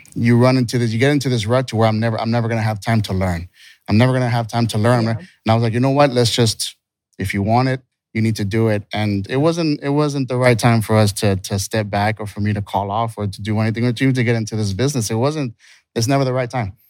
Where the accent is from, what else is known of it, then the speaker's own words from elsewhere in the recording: Texas, United States; also born or lived in California; So we're from Texas.